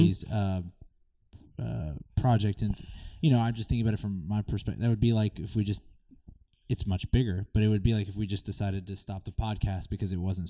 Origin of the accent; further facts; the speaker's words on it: Philadelphia, Pennsylvania, United States; moved away; I'm from Philadelphia